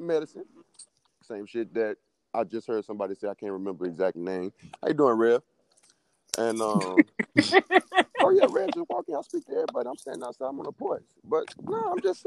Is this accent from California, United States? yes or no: no; Houston, Texas, United States; I'm from Houston, Texas.